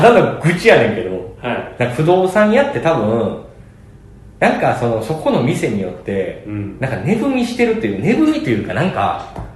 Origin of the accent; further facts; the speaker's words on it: Kansai, Japan; 俺関西人